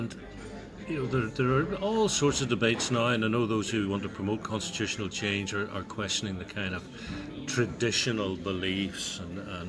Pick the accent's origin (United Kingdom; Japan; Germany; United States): United Kingdom; Ulster, Northern Ireland; what I am, which was the old John Hewitt notion of I'm an Ulsterman, but I'm also Irish, British and European